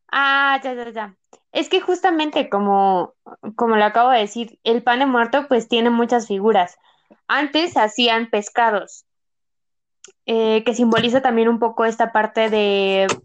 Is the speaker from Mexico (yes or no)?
yes; Mexico; Porque yo creo que todos deberían saber hacer pan de muerto como buenos mexicanos, pero pues no, a veces algunos no, no lo sabemos hacer